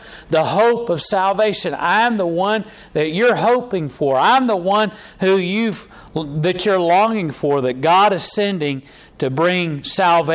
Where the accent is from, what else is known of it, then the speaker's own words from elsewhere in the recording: Charlotte, North Carolina, United States; I was born in Charlotte, North Carolina, and my daddy's from Lenore, North Carolina. My mama's from Gastonia, North Carolina.